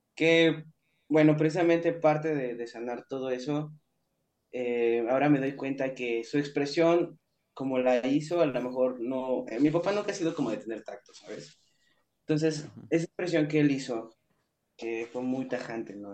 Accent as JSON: {"language": "Spanish", "region": "Mexico City", "country": "Mexico", "tie": "born or raised there", "moved": "as an adult", "lives_now": "Tijuana, Mexico", "said": "mi ciudad, de donde nací, de donde soy, donde viví ahí, donde viví treinta y un años"}